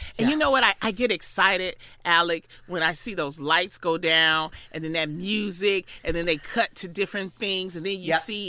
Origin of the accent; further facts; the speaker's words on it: Detroit, Michigan, United States; I'm from Detroit.